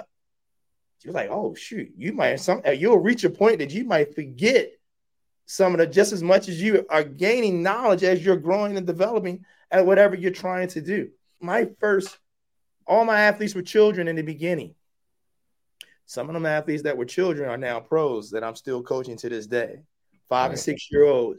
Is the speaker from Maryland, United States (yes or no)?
yes; Baltimore, Maryland, United States; I'm a kid from West Baltimore